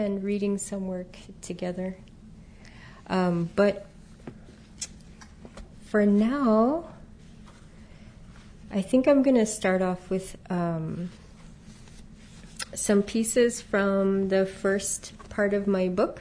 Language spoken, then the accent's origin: English; Southwest, United States; I grew up in the Southwest